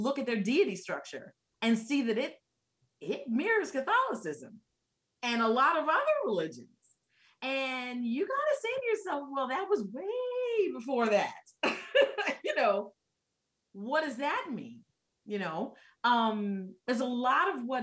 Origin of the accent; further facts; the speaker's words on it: New York, United States; moved away; I'm originally from New York, right? But that's not where I live now.